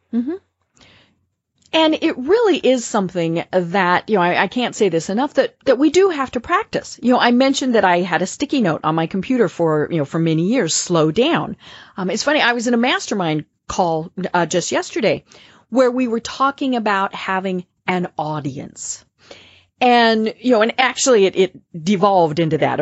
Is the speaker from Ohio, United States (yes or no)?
no; Colorado, United States; accent: Midwestern; now in Atlanta, United States; I'm from Colorado, so I have kind of that Midwestern, I, I hope it's not a twang voice